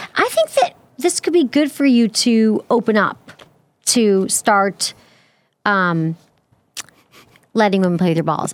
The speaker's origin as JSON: {"language": "English", "region": "Michigan", "country": "United States"}